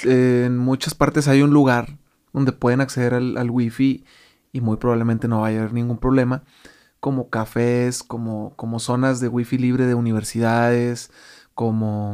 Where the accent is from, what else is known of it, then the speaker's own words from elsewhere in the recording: Mexico; como muchos mexicanos hacemos eso